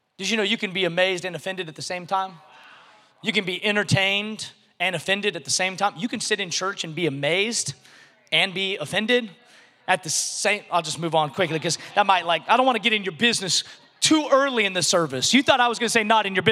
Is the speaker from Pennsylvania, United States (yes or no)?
no; a little city in Washington State, United States; moved away; I grew up in this little city in Washington State. And so when people ask me where I'm from, I just say Seattle because that's the closest big city that people recognize.